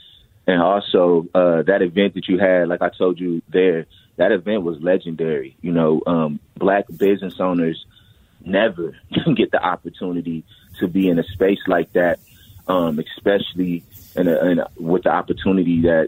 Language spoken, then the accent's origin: English; Minneapolis, Minnesota, United States; I'm from North Minneapolis. I've been an entrepreneur since I was 15 years old. I'm now 30 years old.